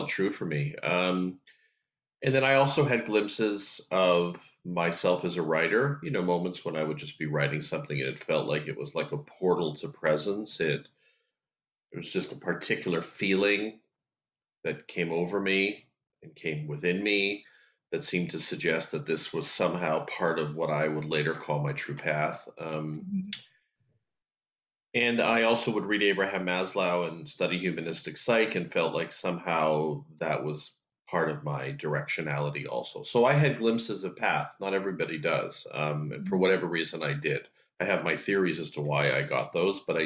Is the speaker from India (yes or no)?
no; Canada; I grew up in Canada